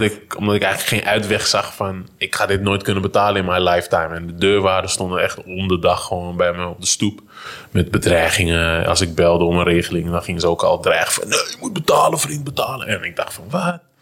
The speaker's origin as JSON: {"language": "Dutch", "town": "Amsterdam", "region": "North Holland", "country": "Netherlands", "tie": "born or raised there", "said": "waar ik ben opgegroeid in, eh, de Vogelbuurt in, eh, Holendrecht."}